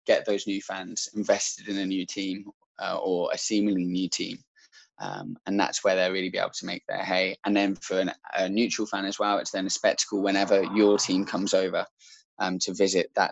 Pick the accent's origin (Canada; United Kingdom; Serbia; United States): United Kingdom; Shropshire, West Midlands; I'm from Shropshire